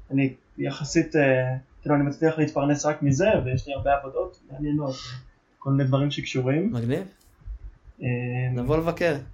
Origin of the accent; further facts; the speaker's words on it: Kfar Vradim, Northern District, Israel; moved away as an adult; now in Mitzpe Ramon, Israel; אני גדלתי בכפר ורדים.